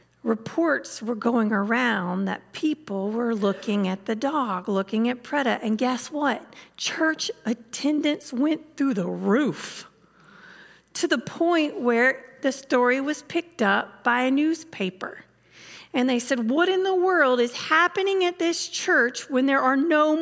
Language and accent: English; the South, United States; I'm from the South